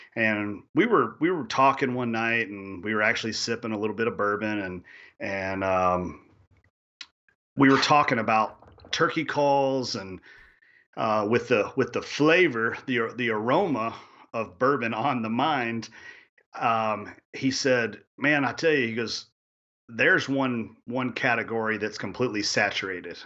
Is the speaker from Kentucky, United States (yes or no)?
yes; Kentucky, United States; I grew up chasing turkeys in Kentucky